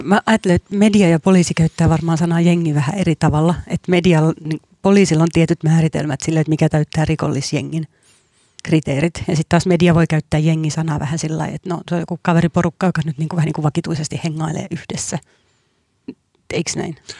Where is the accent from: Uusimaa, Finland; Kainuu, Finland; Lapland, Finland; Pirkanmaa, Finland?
Uusimaa, Finland; Helsinki; Mä itse asunut lapsuuteni Helsingissä radan varressa